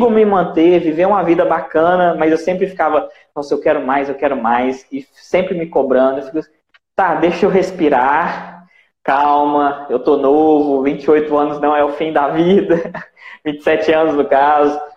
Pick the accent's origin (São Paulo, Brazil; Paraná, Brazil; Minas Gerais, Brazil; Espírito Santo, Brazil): Espírito Santo, Brazil; Cachoeiro de Itapemirim; sou daqui do Espírito Santo, Cachoeira de Itapemirim.